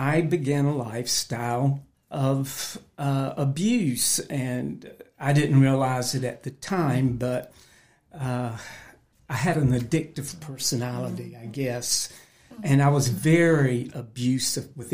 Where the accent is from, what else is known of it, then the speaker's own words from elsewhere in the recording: North Carolina, United States; I grew up in North Carolina.